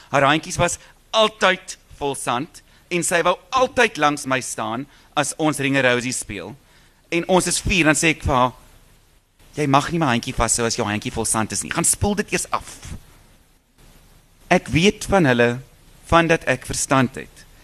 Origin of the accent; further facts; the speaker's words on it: South Africa; Maar ons is Suid-Afrikaners. Ons sal nooit kan verplant nie.